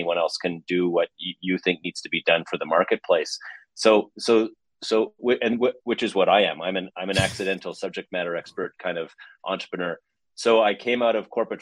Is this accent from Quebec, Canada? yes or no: no; Vancouver, British Columbia, Canada; also born or lived in Montreal; I'm a guy from Vancouver, British Columbia. So up here in the west side of Canada